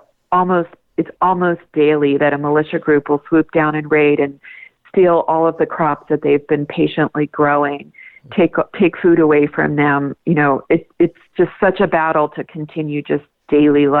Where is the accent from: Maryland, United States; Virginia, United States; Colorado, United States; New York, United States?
Colorado, United States; here in my home state of Colorado